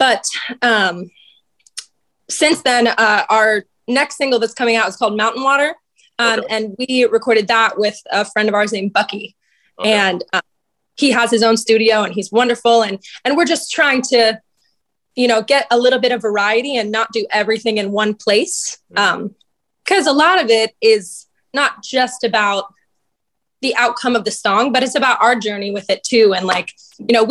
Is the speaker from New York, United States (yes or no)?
no; Oakland, Florida, United States; also born or lived in Virginia; I'm from Orlando. Well, just outside of Orlando. I'm from a little town called Oakland